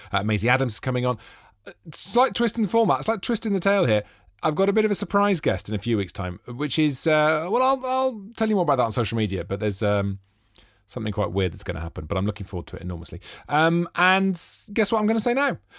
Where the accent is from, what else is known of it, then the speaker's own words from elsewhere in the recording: Newport, Wales, United Kingdom; that's my neck of the woods